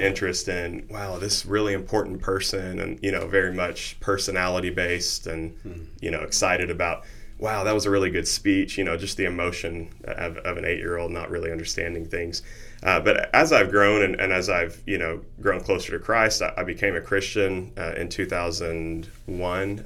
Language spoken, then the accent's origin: English; Noble, Oklahoma, United States; I grew up in Noble, Oklahoma